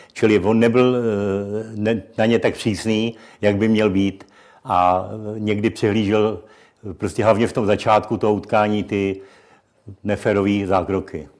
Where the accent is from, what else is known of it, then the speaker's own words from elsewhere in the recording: Czechia; jako Čech